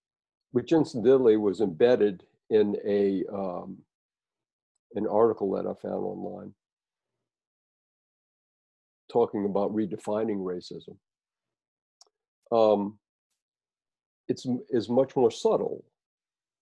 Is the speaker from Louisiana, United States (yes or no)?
yes; New Orleans, Louisiana, United States; I grew up in New Orleans